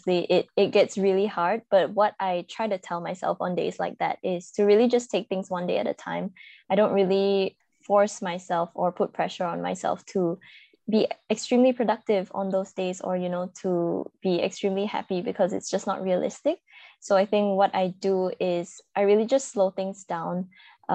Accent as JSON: {"language": "English", "country": "Malaysia", "tie": "born or raised there", "said": "I am from Malaysia, born and bred here."}